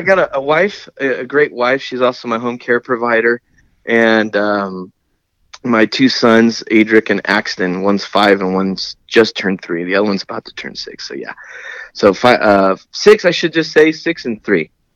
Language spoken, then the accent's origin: English; Lemoore, California, United States; also born or lived in San Diego, California; I'm from Lemoore and kind of San Diego at the same time.